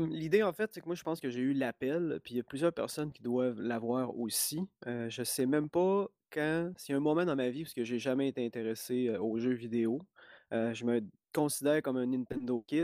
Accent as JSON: {"language": "French", "town": "Lac-Bouchette", "region": "Quebec", "country": "Canada", "said": "mais je viens du lac Saint-Jean et d'un minuscule village qu'on appelle le, lac Bouchette. Puis là-bas, il n'y avait pas de club vidéo. Il était assez loin. La ville la plus proche, c'était Robertval."}